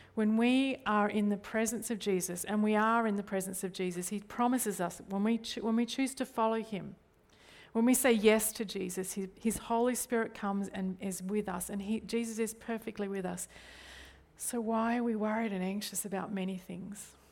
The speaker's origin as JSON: {"language": "English", "country": "Australia", "said": "I default to things in Australian culture"}